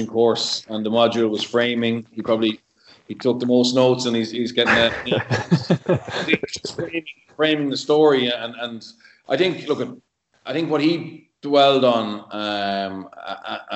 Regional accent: Ireland; us as Irish people

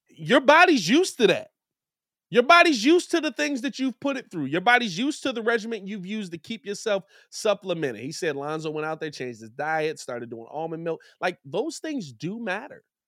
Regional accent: Chicago, Illinois, United States; as a Chicagoan

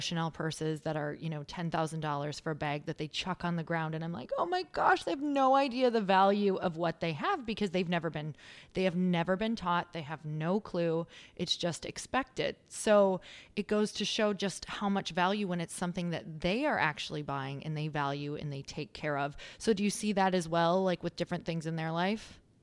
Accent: Midwest, United States; now in Los Angeles, United States; I come from the Midwest and now being out in L

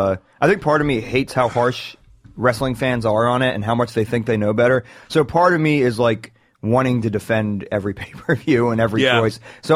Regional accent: Moon Township, Pennsylvania, United States; I'm from Moon Township, just outside of Pittsburgh.

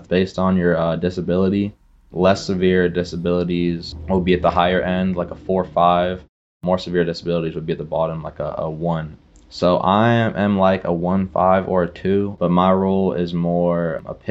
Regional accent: Bolinas, California, United States; growing up in Bolinas, California, it's a, you know, tiny, tiny little town of about 1,500 people

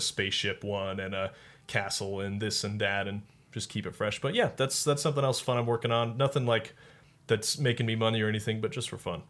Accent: Colorado, United States; I grew up in Colorado, so it's the Rockies

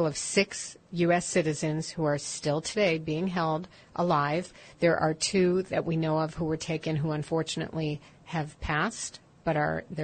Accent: Chicago, Illinois, United States; moved away; I grew up in Chicago

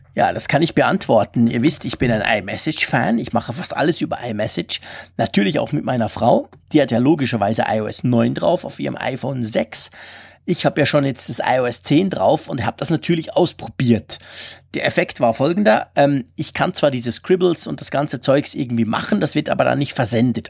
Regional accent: Switzerland; ich bin Schweizer, ich kann sowieso nicht Deutsch

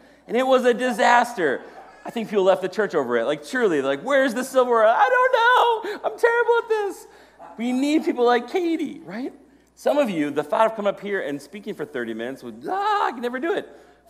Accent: Maple Grove, Minnesota, United States; I grew up here in Maple Grove, and I love this city so much.

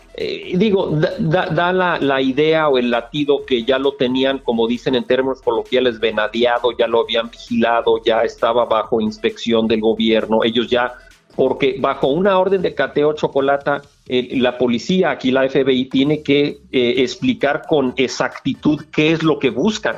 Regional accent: Guadalajara, Jalisco, Mexico; moved away as an adult; fui criado en Guadalajara de, de, edad 0 a edad 17

